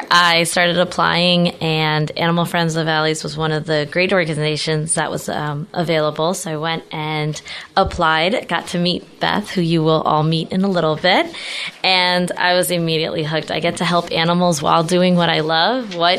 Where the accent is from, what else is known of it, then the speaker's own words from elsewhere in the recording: Fort Lauderdale, Florida, United States; now in Temecula, United States; Yes, well, this wonderful pandemic brought me to Temecula. in Fort Lauderdale, it was great.